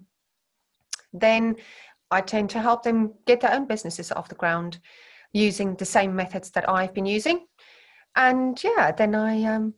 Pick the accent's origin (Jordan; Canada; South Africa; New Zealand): South Africa; Centurion, Gauteng; moved away as an adult; now in Herefordshire, United Kingdom; growing up where I grew up in South Africa